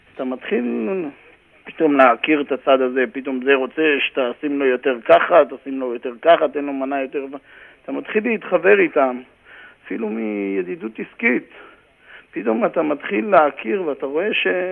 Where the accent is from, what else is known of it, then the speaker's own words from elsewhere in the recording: Karmiel, Northern District, Israel; moved away as an adult; also born or lived in Haifa area, Israel; now in New York, United States; גדלתי בכרמיאל